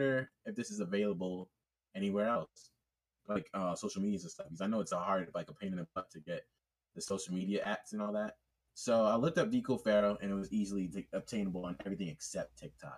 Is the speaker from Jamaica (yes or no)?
yes; Jamaica; also born or lived in United Kingdom; Yeah, I'm Jamaican and British